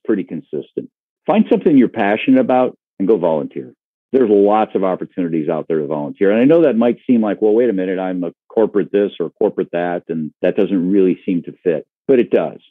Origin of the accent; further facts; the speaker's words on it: Michigan's Upper Peninsula, United States; moved away as an adult; also born or lived in Wisconsin / Ohio; I grew up in Michigan's Upper Peninsula